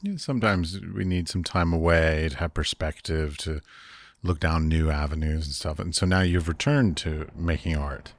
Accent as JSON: {"language": "English", "country": "United States", "tie": "born or raised there", "moved": "as an adult", "said": "I was raised in America."}